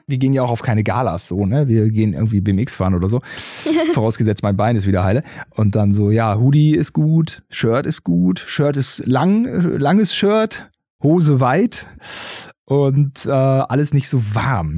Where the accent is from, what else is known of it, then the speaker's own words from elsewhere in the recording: Germany; als äh, Deutsche